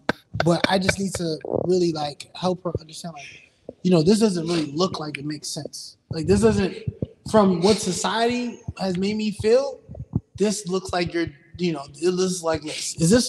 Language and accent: English; Jamaica; As a Jamaican